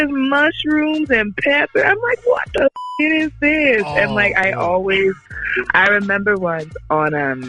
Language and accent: English; Philadelphia, Pennsylvania, United States; I'm from Philly